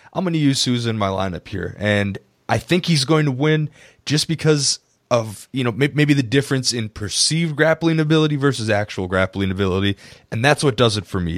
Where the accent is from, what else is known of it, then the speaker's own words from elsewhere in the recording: Wisconsin, United States; I'm from Wisconsin